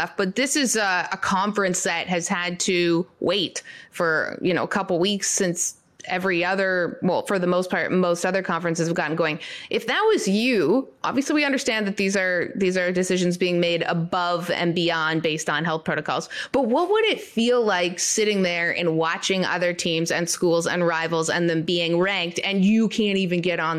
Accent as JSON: {"language": "English", "country": "Canada", "accent": "Canadian", "said": "That sounded so Canadian. I've tried to get rid of my Canadian accent."}